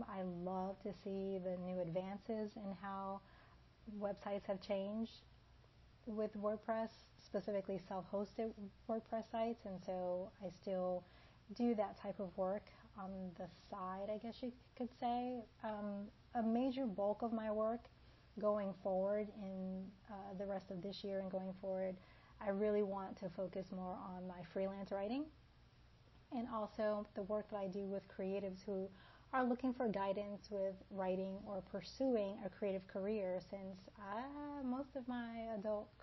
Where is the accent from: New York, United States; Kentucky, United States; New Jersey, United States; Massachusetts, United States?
New Jersey, United States; Elizabeth; also born or lived in Washington, D.C. / Washington State / North Carolina / Georgia; now in Sarasota, United States; I was born in Washington, D.C., but I grew up in Elizabeth, New Jersey